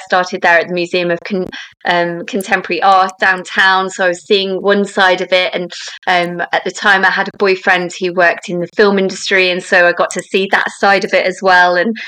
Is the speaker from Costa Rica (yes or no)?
no; London, United Kingdom; I grew up in Southwest London